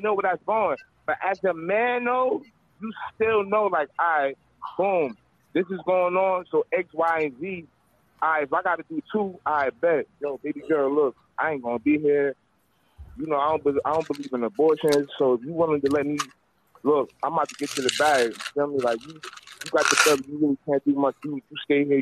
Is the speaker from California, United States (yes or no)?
no; Irvington, New Jersey, United States; I'm from Jersey. Like, I'm from North Jersey, like, raised in Irvington